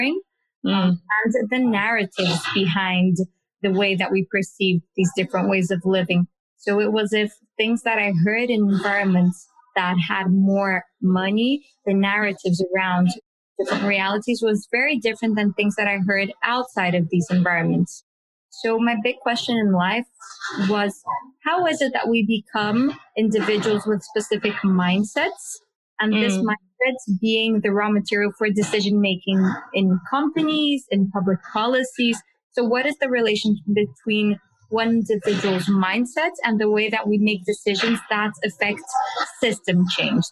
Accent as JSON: {"language": "English", "country": "Brazil", "tie": "born or raised there", "said": "I was born in Brazil"}